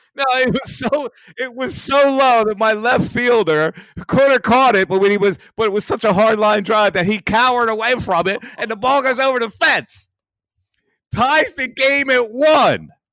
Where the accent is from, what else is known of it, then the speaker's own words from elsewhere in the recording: Bristol, Pennsylvania, United States; I'm from Bristol.